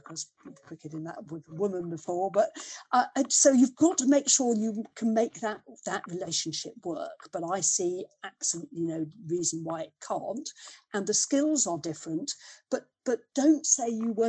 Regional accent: Leicester, East Midlands, United Kingdom; growing up in Leicester, the part of Leicester we lived in was very, it was boot and shoe manufacturing at that stage

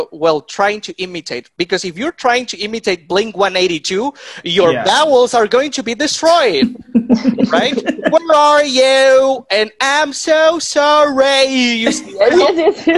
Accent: Mexico; English is a second language; I'm not American, my man. I'm Mexican.

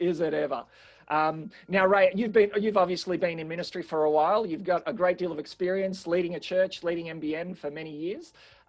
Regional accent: Australia

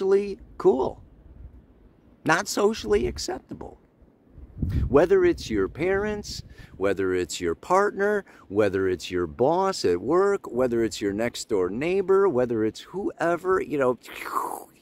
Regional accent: Illinois, United States; I grew up in Illinois

